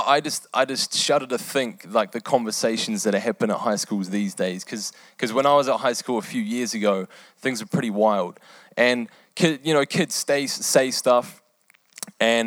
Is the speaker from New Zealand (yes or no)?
yes; New Zealand; also born or lived in England; I was born in England. I lived there for eight years. And after that, we moved to New Zealand